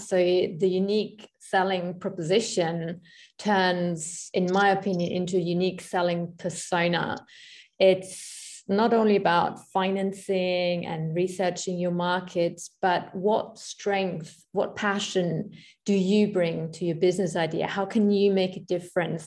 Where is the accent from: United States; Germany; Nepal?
Germany; moved away; I am from Germany